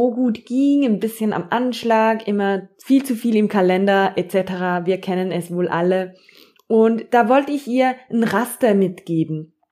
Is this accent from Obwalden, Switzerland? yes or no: no; Zurich, Switzerland; ich bin 33-jährig und ich komme aus Zürich.